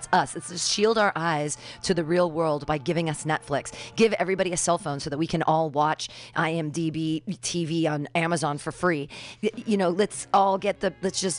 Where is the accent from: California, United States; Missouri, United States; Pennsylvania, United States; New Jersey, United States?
California, United States; I'm such a Californian.